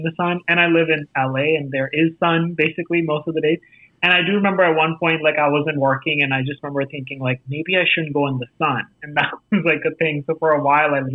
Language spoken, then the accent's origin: English; New Delhi, Delhi, India; accent: Indian; moved away as an adult; also born or lived in Los Angeles; now in United States; I grew up in India